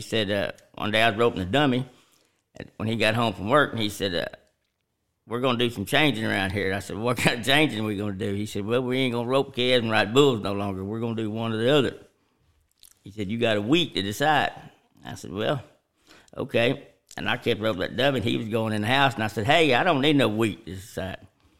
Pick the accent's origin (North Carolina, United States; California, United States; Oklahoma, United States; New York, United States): Oklahoma, United States; Nowhere; Nowhere, Oklahoma.